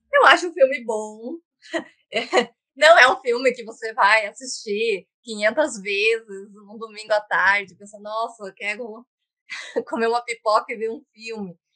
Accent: Curitiba, Paraná, Brazil; eu sou, aqui de Curitiba

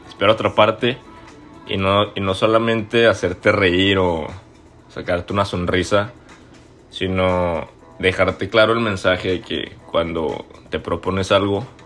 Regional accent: Torreón, Coahuila, Mexico; now in Toronto, Canada; Tengo 24 años, soy lagunero, soy de Coahuila, norteño, orgullosamente del norte, cabrón pero sobre todo soy mexicano, así como tú y como muchas personas que espero nos estén escuchando el día de hoy. Actualmente vivo en Toronto, Canadá.

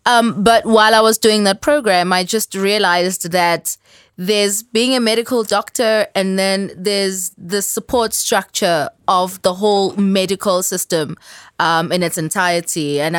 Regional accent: Durban, KwaZulu-Natal, South Africa; I'm originally from Durban. I'm a scientist, like he said, at least that's what I do.

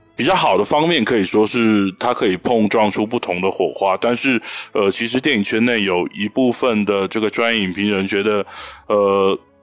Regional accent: Taiwan; 我是来自台湾宝岛的

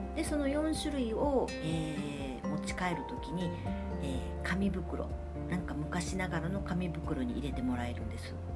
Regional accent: Fukuoka, Japan; 私は福岡博多生まれなので、えー、お雑煮は博多雑煮

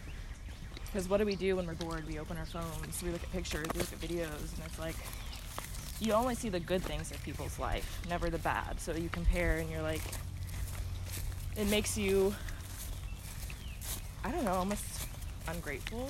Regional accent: Hutto, Texas, United States; also born or lived in Kansas / Georgetown, Texas; So I basically grew up in Central Texas my whole life.

